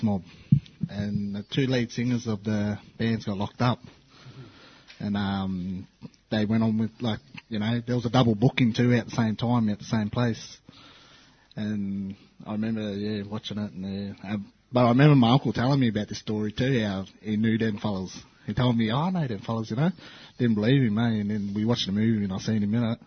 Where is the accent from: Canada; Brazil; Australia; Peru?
Australia; Cummeragunga, New South Wales; I'm from the Murray River. I'm from Cummeragunga.